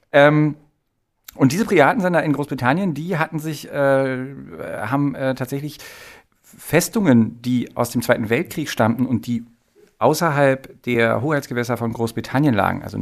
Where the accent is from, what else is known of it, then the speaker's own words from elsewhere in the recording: Potsdam, Brandenburg, Germany; das Potsdamer Landgericht, ich bin ja Potsdamer, das Potsdamer Landgericht